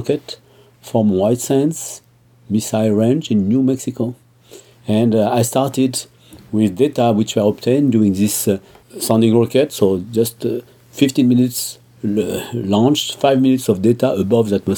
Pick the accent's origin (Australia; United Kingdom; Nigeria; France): France; southern France; I was born in Europe, France, to be clear, in the south of France. And I studied mostly in France.